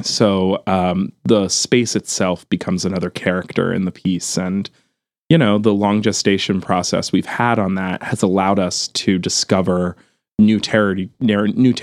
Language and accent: English; outside of Philadelphia, Pennsylvania, United States; Kate and I grew up outside of Philadelphia